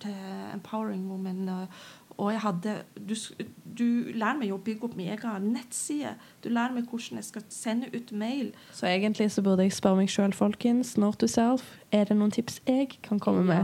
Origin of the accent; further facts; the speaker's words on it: Northern Norway, Norway; jeg er nordlending